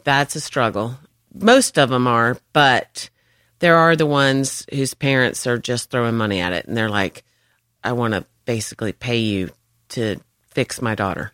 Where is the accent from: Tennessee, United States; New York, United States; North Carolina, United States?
North Carolina, United States; moved away as an adult; also born or lived in Georgia; I was from North Carolina